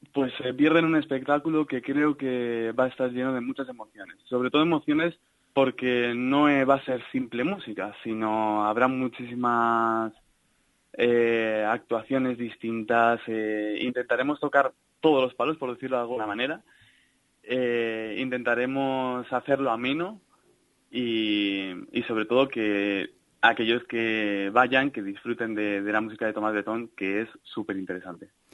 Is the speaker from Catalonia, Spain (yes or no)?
no; Salamanca, Castile and León, Spain; Yo soy de Salamanca.